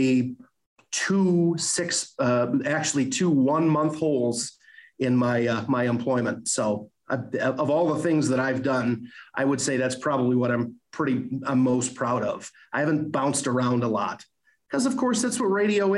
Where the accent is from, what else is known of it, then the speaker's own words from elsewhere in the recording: Alpena, Michigan, United States; moved away as an adult; now in Cadillac, United States; I enjoyed living in Alpena. It's my home. It's my hometown